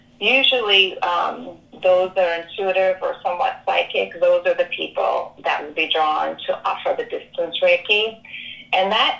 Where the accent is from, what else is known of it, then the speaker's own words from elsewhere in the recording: Ireland; moved away; I was born and raised in Catholic Ireland